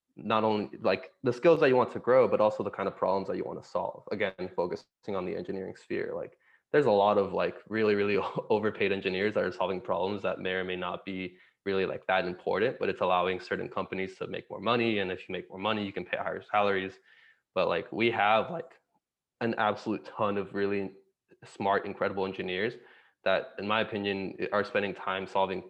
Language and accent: English; Miami, Florida, United States; also born or lived in Santiago, Chile; I was born in Santiago, Chile. So born in South America, but we left when I was about 2.5 years old to move to Miami, Florida within the States